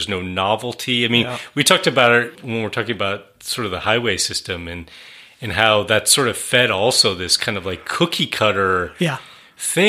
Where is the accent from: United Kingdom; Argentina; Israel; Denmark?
Israel; also born or lived in California; now in Oregon, United States; as a young kid, you know, growing up in Israel